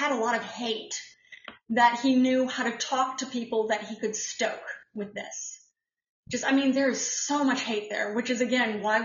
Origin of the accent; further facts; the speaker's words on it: Columbus, Ohio, United States; moved away; I was born in Columbus